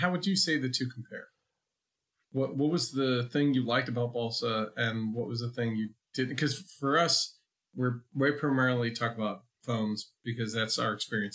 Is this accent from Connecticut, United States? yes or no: yes; Connecticut, United States; now in the Carolinas, United States; I grew up in Connecticut, so it's very much the land of the ice skate